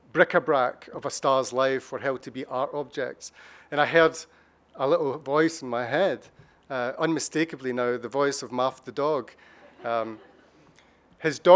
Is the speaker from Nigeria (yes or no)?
no; Scotland, United Kingdom; being a Scottish novelist